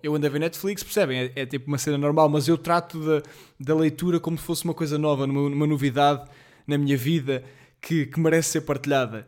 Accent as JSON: {"language": "Portuguese", "town": "Colmeias", "region": "Centro", "country": "Portugal", "moved": "yes", "said": "eu sou de uma aldeia chamada Colmeias, como sabem, e ardeu lá bastante"}